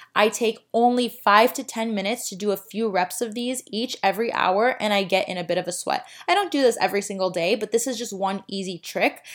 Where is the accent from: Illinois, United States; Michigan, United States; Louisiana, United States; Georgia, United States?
Illinois, United States; Chicago; now in Miami, United States; I am from Chicago